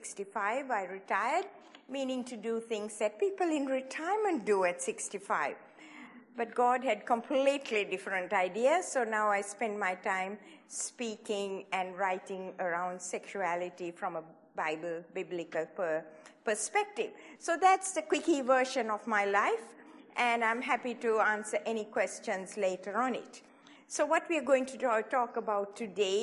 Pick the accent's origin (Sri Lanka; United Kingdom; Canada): Sri Lanka; moved away as an adult; also born or lived in Hawaii; I was born in Sri Lanka, in the tea plantations of Sri Lanka, a long, long time ago